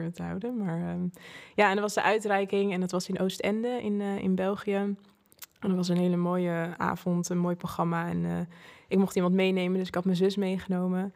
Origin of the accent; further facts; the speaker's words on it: Zoetermeer, South Holland, Netherlands; ik ben opgegroeid in Zoetermeer. Oké. daar ben ik geboren